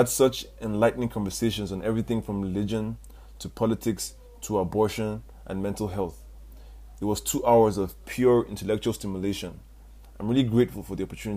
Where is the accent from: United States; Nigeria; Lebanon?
Nigeria; As a Nigerian